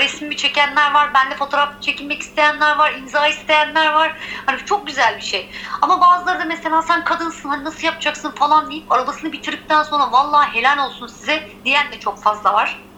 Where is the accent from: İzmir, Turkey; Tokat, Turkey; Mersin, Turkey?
İzmir, Turkey; Izmir, Turkey; also born or lived in Giresun (ancestry); doğma büyüme İzmirliyim